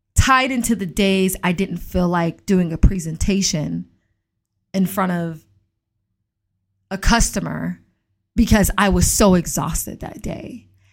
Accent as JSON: {"language": "English", "town": "Atlanta", "region": "Georgia", "country": "United States", "tie": "born or raised there", "said": "I grew up in Atlanta"}